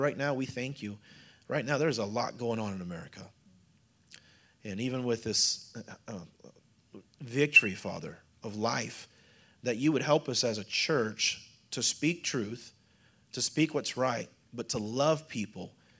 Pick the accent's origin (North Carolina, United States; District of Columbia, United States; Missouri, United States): Missouri, United States; I'm from Missouri